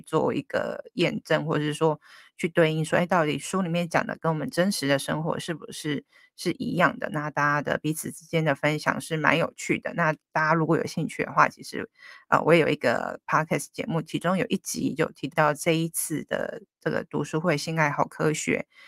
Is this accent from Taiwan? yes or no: yes; Tainan, Taiwan; 我自己的生长的家庭也是很传统的，然后刚好提到说我是台南人嘛 那爸爸妈妈也都是台南人，都是非常传统的。那我有两个妹妹，一个弟弟，我是长，长女